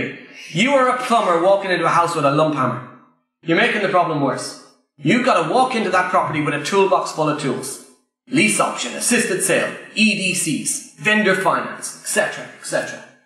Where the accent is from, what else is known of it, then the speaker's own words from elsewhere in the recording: Ireland; I'm Irish, English is my second language